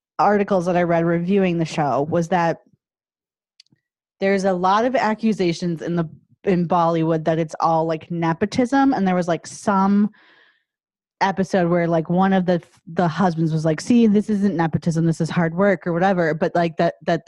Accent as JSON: {"language": "English", "country": "United States", "said": "as an American viewer"}